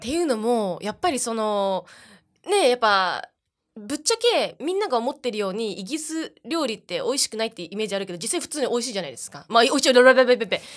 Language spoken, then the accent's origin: Japanese; Ishikawa, Japan; also born or lived in United States / New Zealand / United Kingdom; now in Tokyo, Japan; 私は、あの、実家が石川県とか、